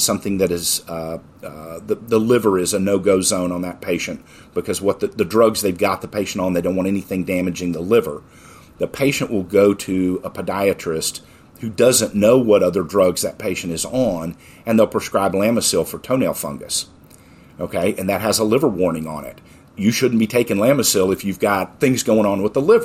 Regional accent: Texas, United States; I'm from Texas

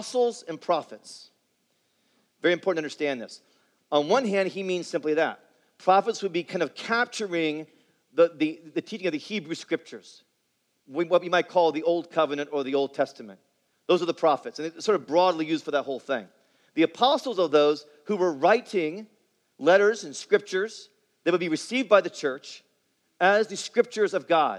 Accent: Indianapolis, Indiana, United States; growing up in Indianapolis, where I grew up

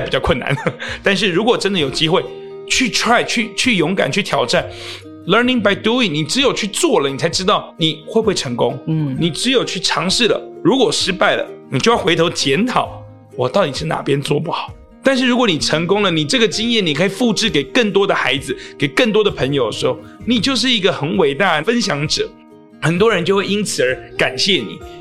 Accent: Taipei, Taiwan; 我们台北人可能也会有桃园的事情要澄清

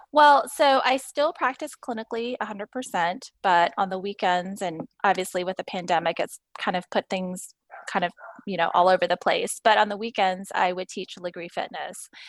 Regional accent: Houston, Texas, United States; I was born and raised in Houston

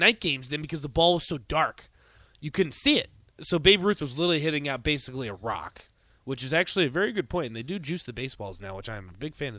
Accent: Virginia, United States; No, I'm from Virginia.

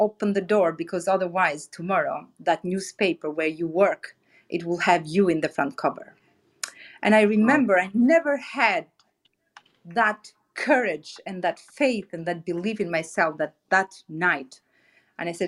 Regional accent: Albania; moved away as an adult; the capital city of my home country, Albania

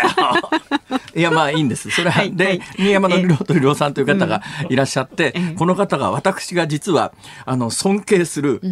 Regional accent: Saitama, Japan; now in Osaka, Japan; 私の出身校であるところの埼玉県立川越高校

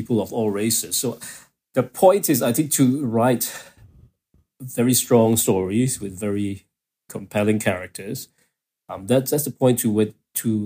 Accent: Kuala Lumpur, Malaysia; I was growing up in Kuala Lumpur

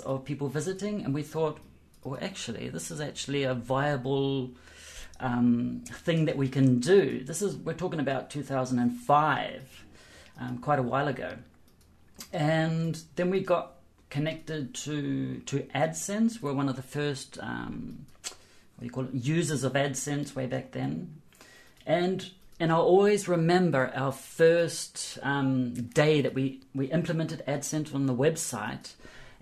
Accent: New Zealand; I'm from New Zealand

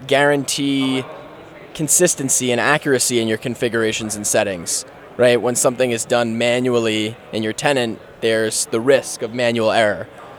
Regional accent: New York, United States; now in San Diego, United States; From New York originally, currently based out of San Diego, California.

